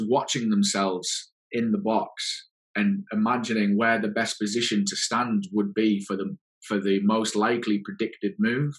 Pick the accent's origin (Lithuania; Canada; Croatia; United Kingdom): United Kingdom; England; the PhD was right in my hometown.